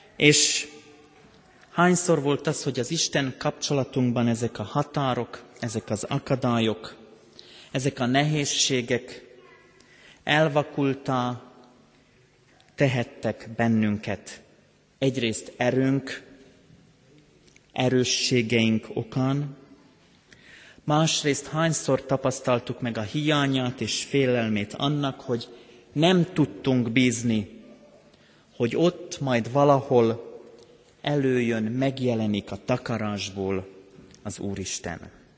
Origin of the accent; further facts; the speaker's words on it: Banská Bystrica Region, Slovakia; now in Hungary; Én határon túl születtem Szlovákiában.